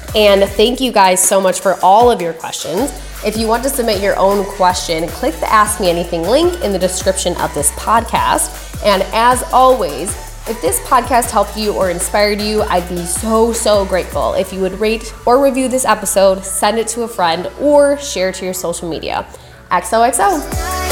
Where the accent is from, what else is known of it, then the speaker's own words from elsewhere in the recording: Wisconsin, United States; Shout out to my home state